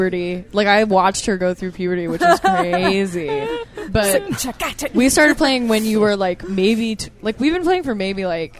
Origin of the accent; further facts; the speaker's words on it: Fairfield County, Connecticut, United States; I'm from Fairfield County, Connecticut.